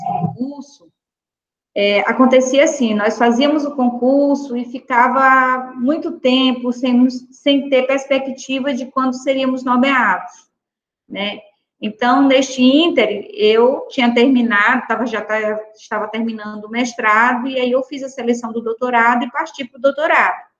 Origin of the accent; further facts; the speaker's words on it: São Luís, Maranhão, Brazil; also born or lived in Chapadinha, Maranhão; eu nasci em São Luís, mas as minhas férias todas nós passávamos né, nesse ambiente, né, bucólico, né, na zona rural do, do, de um interior chamado Macajuba